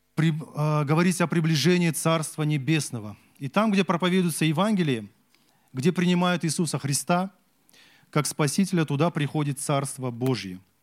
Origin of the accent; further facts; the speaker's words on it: Kazakhstan; Я вот казах